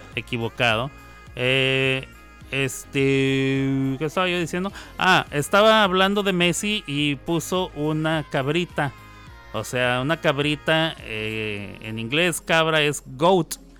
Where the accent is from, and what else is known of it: Mexico; also born or lived in New York, United States; now in Oklahoma, United States